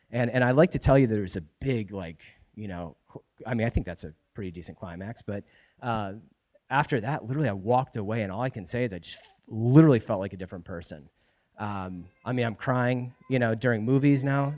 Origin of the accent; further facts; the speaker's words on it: Florida, United States; moved away as an adult; now in Spokane, United States; we're actually originally from Florida. Um, we moved here, what, three years ago now?